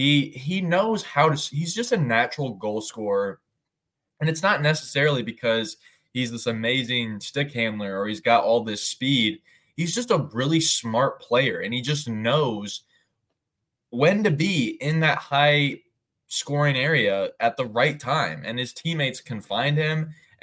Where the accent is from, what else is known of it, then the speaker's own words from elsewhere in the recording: United States; as a Jackets fan and as an American